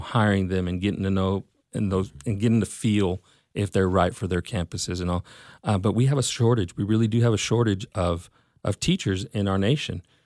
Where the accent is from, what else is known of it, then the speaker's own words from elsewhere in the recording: Mesquite, Texas, United States; I'm from Mesquite, and, uh, I was, was raised here, grew up, grew up here